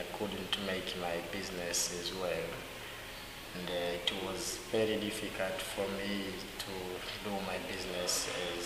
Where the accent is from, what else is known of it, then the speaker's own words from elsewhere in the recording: Dar es Salaam, Tanzania; now in Zanzibar, Tanzania; I'm from Dar es Salaam